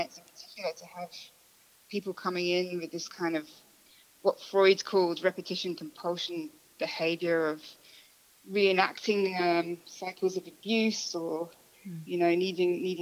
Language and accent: English; England, United Kingdom; I'm English